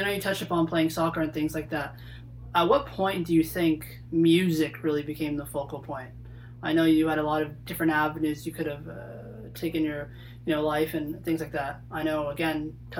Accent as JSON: {"language": "English", "town": "Toronto", "region": "Ontario", "country": "Canada", "said": "Me being from Toronto"}